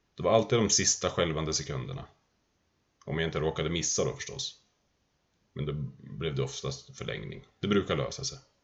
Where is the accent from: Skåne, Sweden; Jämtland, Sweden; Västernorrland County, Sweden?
Västernorrland County, Sweden; Sundsvall; Jag kommer från Bosvedjan i Sundsvall. Vi hade flyttat runt en del innan vi hamnade i Bosvedjan. Jag tror jag var sju då